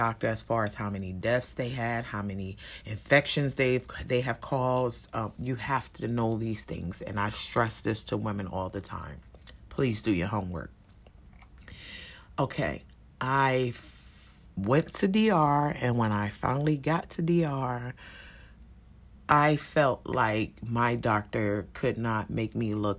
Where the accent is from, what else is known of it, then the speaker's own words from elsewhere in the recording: United States; we as Americans